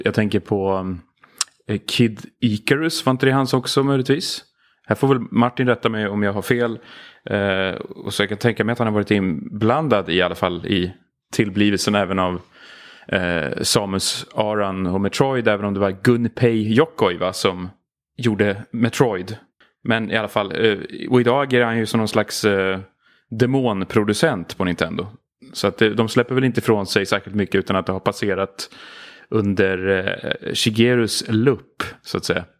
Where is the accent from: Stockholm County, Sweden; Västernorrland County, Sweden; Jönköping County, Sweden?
Stockholm County, Sweden; Stockholm; Gröndal eh, i, i synnerhet faktiskt. Jag tror det är väl där jag har spenderat de flesta av mina uppväxtår egentligen